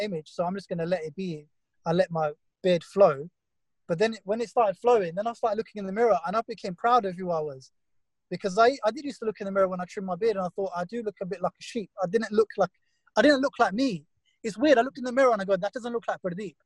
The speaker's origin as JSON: {"language": "English", "area": "Essex", "region": "East of England", "country": "United Kingdom", "tie": "born or raised there", "said": "growing up in Essex"}